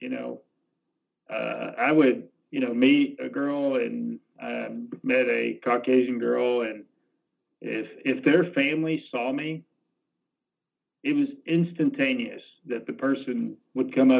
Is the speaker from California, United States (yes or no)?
no; Alabama, United States; growing up in Alabama in middle school